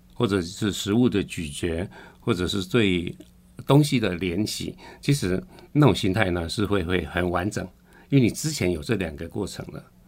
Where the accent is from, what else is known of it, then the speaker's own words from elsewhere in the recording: Tainan, Taiwan; 我是台南来的